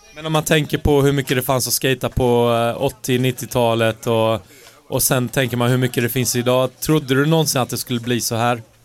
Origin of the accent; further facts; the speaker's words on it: Halland County, Sweden; accent: Halland dialect; min riktiga halländska dialekt